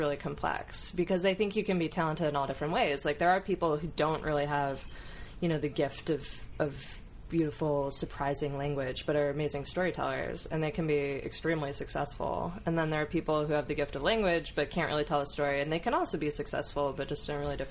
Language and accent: English; Coto de Caza, California, United States; also born or lived in Mission Viejo, California; We moved when I was 7 from Mission Viejo to Coto de Caza